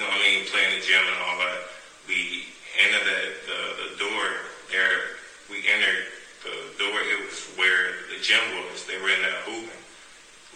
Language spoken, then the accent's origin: English; Chicago, Illinois, United States; Growing up in Chicago, well, I loved growing up in Chicago